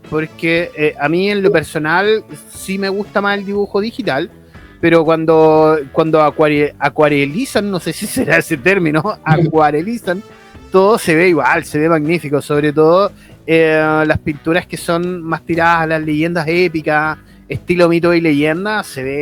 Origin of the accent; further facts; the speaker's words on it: Concepción, Biobío, Chile; acá, todos somos penquistas, amigo.